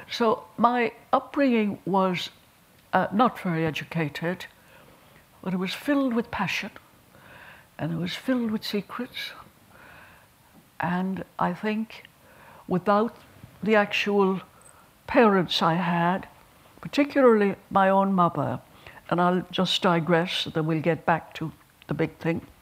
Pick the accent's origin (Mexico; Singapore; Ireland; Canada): Ireland; I'm very glad I'm an Irish woman. And I'm very glad I came from the people I came from and the parish I came from.